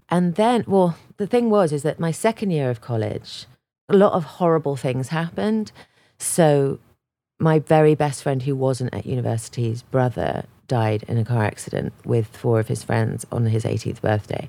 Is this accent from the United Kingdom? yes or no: yes; England, United Kingdom; moved away as an adult; I was from England